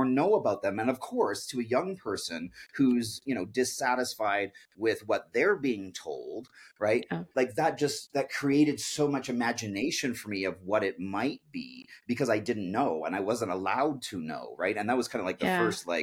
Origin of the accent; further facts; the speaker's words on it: Canada; we grew up outside of British Columbia.